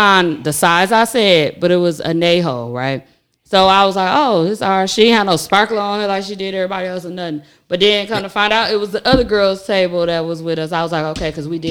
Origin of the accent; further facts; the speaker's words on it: United States; because we are American